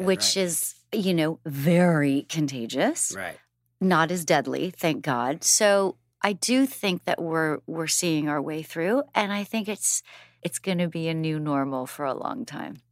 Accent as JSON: {"language": "English", "country": "Canada", "moved": "yes", "lives_now": "United States", "said": "I'm Canadian and American"}